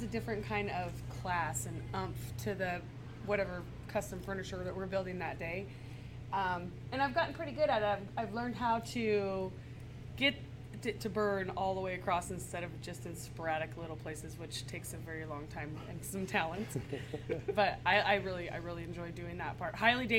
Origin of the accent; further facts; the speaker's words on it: Prosser, Washington, United States; now in Benton City, United States; too, because I live here in Benton City, but we do a lot of stuff for Prosser